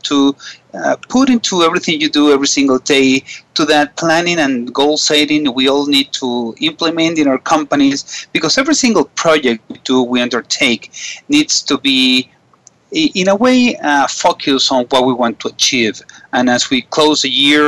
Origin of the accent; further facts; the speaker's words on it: Caracas, Capital District, Venezuela; I'm from Caracas and I'm calling this today from Caracas, Venezuela